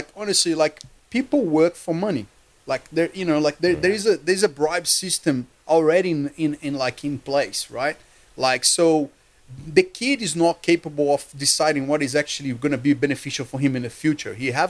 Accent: Rio de Janeiro, Brazil; moved away as an adult; now in Australia; So I came from Rio de Janeiro, and I come from a middle-class family, working hard family.

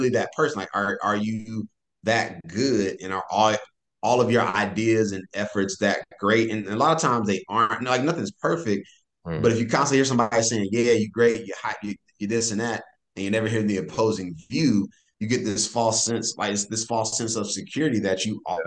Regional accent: North Carolina, United States; now in California, United States; I live in California now, and I'm from North Carolina.

